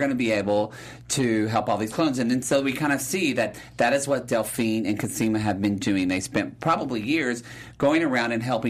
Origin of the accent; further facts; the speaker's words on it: the South, United States; I'm from the South